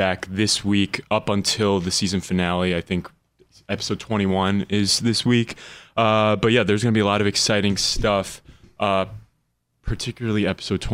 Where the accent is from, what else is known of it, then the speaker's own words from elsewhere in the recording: New York City, New York, United States; moved away; I was born in New York City